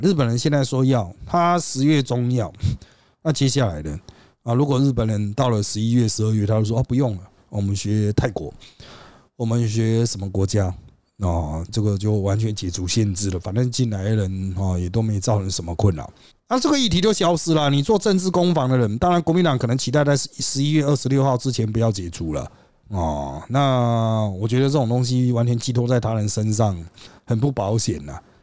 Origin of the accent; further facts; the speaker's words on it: Taiwan; 我们台湾人